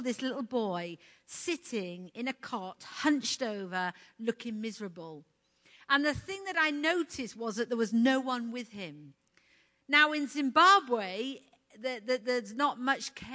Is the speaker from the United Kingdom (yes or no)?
yes; United Kingdom; moved away as an adult; being British